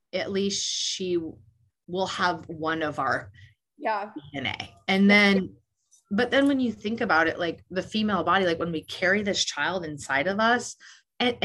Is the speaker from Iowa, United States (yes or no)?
yes; Des Moines, Iowa, United States; moved away; I'm from Des Moines, Iowa originally.